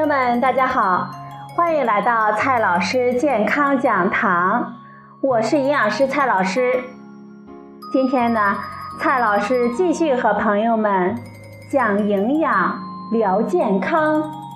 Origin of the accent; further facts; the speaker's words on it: China; 我们中国人吃叶菜还是蛮多的